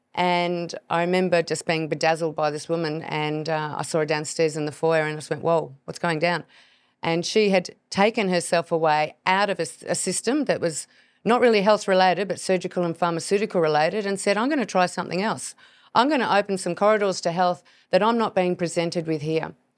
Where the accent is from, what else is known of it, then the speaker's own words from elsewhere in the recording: Hobart, Tasmania, Australia; I was born in Hobart, down in Tasmania